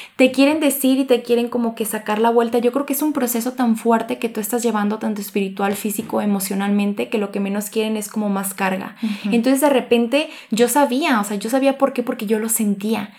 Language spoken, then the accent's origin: Spanish; Cocula, Jalisco, Mexico; moved away as an adult; now in Guadalajara, Mexico; soy originaria de Cocula, Jalisco, pero radico aquí en Guadalajara